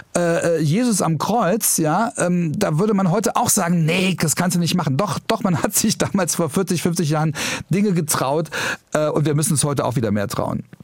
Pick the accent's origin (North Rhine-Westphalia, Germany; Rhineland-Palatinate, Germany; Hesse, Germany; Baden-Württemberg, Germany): Rhineland-Palatinate, Germany; Trier; moved away; ich komme aus Trier